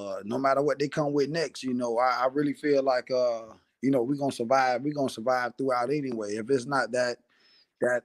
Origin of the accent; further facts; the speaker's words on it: Columbia, South Carolina, United States; now in West Coast, United States; I'm from Columbia, South Carolina.